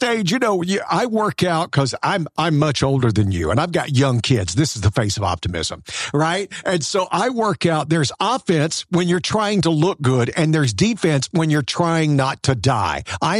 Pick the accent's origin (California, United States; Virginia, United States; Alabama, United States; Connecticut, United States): Alabama, United States; Well, but now we're both from the South, right? You did the North Carolina thing. I'm from L.A., what we like to call Lower Alabama.